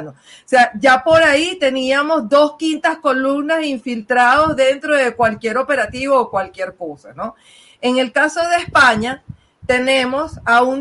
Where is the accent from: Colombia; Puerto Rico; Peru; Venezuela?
Venezuela; Y lo voy a hablar así por todo el cañón y de frente como buena venezolana, ¿no?